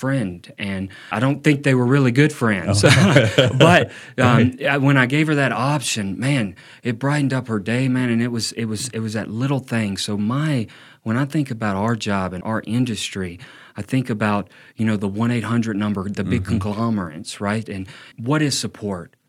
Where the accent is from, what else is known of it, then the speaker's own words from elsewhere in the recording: Meridian, Mississippi, United States; moved away as an adult; now in Flagstaff, United States; my tribe, we hail from Meridian, Mississippi.